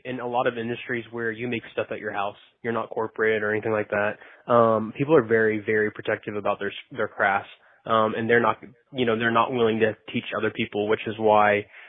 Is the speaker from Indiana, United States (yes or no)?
no; Florida, United States; moved away as an adult; also born or lived in Fort Worth, Texas; I'm from Florida. I grew up there. I went to the University of Florida. I grew up team roping, so I moved out to Fort Worth after I graduated college